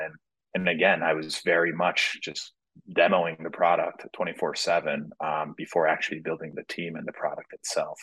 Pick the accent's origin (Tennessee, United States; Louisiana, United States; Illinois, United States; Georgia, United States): Tennessee, United States; Nashville; I grew up in Nashville, Tennessee